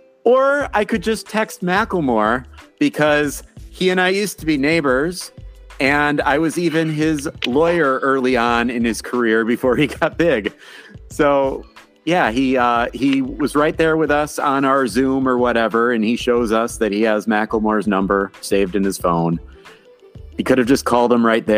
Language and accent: English; Minnesota, United States; Being the Minnesotan